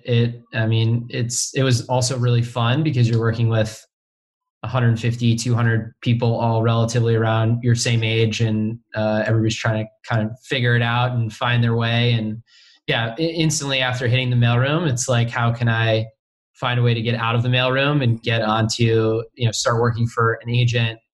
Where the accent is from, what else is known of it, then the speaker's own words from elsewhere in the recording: a suburb around Chicago, Illinois, United States; moved away as an adult; also born or lived in Indiana; now in Los Angeles, United States; I grew up in a suburb around Chicago, and then went to Indiana, and then moved out to Los Angeles right after I graduated